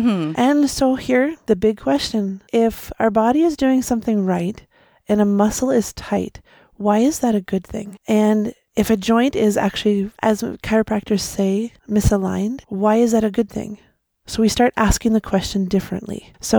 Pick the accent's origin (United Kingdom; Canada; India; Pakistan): Canada; Leamington, Ontario; I'm from Leamington, Ontario.